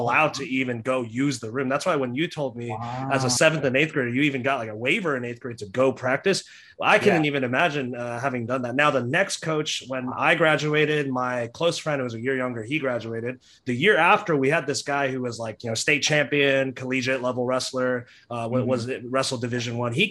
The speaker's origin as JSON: {"language": "English", "town": "Dallas", "region": "Texas", "country": "United States", "tie": "born or raised there", "also_born_or_lived": "Houston", "said": "Where I grew up in Dallas"}